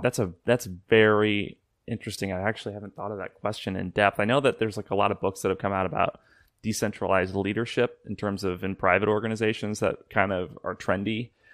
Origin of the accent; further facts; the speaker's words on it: Illinois, United States; I'm from Illinois